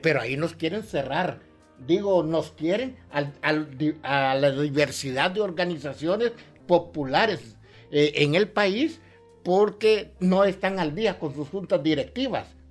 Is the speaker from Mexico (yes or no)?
no; Ocotepeque, Honduras; now in San Pedro Sula, Honduras; mi ciudad natal, Ocotepeque